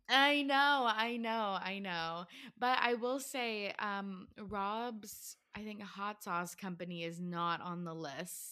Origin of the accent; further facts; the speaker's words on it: Canada; I'm from Canada